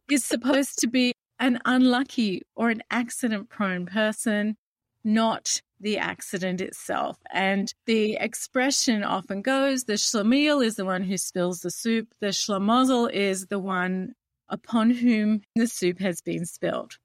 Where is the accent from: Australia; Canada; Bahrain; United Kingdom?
Australia; as an Australian, we have the British connection heritage